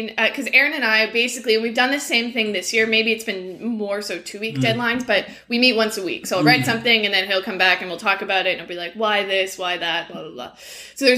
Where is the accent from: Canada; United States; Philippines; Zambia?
Canada; Peterborough, Ontario; also born or lived in Scotland; I grew up between Peterborough in Ontario, and I actually spent my summers and did a couple years of school in Scotland